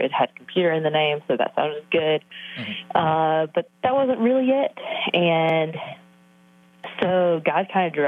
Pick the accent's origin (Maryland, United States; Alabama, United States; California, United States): Alabama, United States; now in Brentwood, United States; I grew up in Alabama in a very, very small town and grew up in a very small church